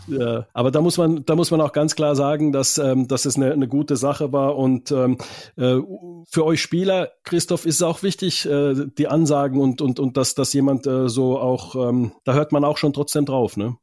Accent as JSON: {"language": "German", "country": "Finland", "moved": "yes", "said": "Ich komme ja aus Finnland"}